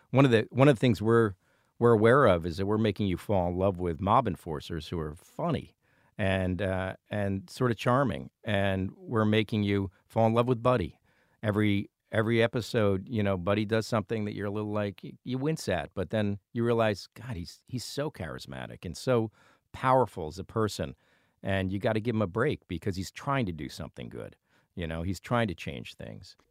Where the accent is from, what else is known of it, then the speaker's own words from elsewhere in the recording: Providence, Rhode Island, United States; we come from Federal Hill in Providence